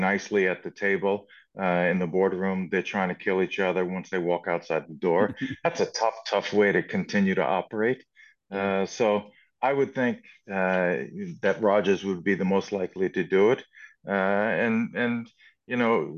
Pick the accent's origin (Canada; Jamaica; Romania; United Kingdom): Canada; we're more Canadian here